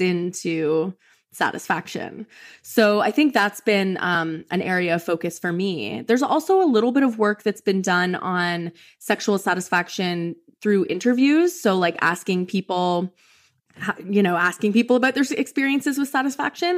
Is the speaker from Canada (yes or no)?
yes; Canada; moved away as an adult; now in Kentucky, United States; I'm from Canada